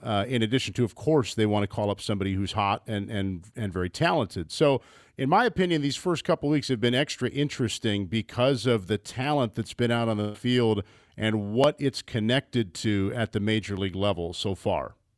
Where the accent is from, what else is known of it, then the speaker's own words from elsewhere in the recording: Midwest, United States; I'm a Midwesterner